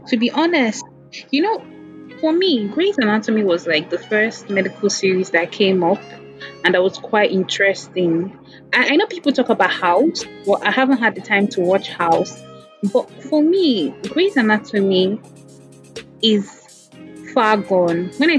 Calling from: Warri, Delta, Nigeria; I'm actually calling from Warri Delta State.

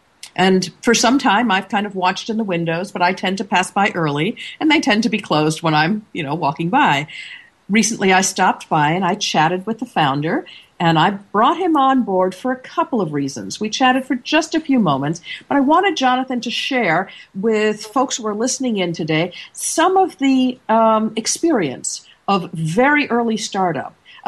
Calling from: Seattle, Washington, United States; And this Monday morning, I'm coming in from Seattle, Washington.

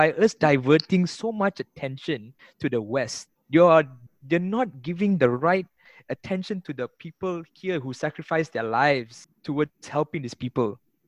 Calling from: Malaysia

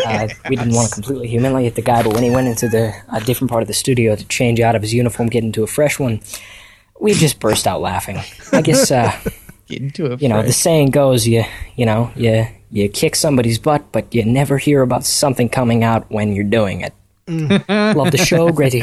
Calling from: Washington, District of Columbia, United States; Hey, Cast That Story Show. … from Washington, D.C., and I have a story for you guys.

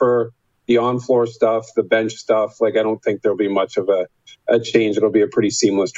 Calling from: Pickering, Ontario, Canada; Joining you from my house in Pickering, just outside Toronto.

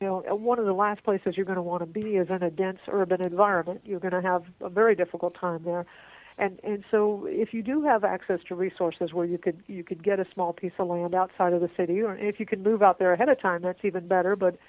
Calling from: Texas, United States; and of course I'm calling you from Texas, and we are famous for not having any water here

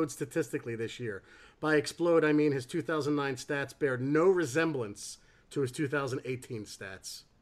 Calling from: England, United Kingdom; I'm ringing in from England.

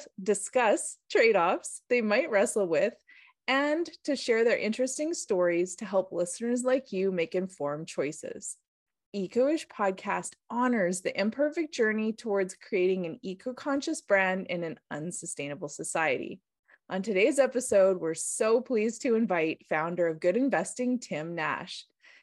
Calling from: British Columbia, Canada; I'm calling in from the Sayux territory in the Okanagan.

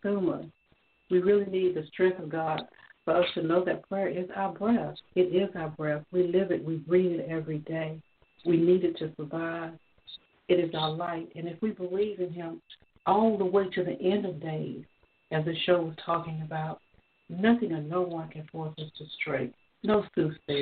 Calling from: Georgia, United States; I'm calling from Georgia

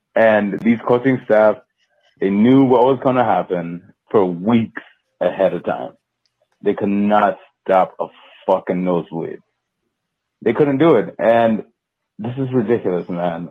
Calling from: California, United States; I come up calling from California

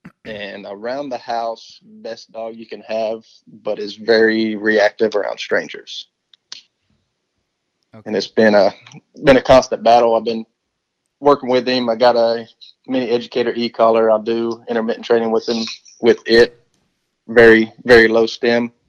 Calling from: Florida, United States; Up in the Panhandle, around right outside of Tallahassee.

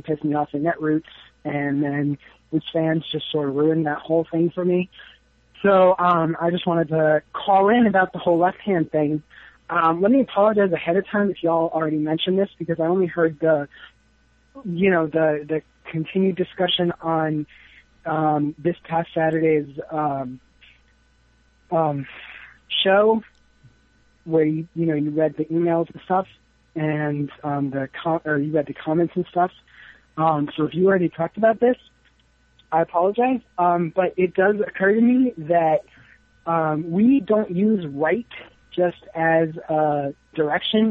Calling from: New York, United States; I'm calling from New York

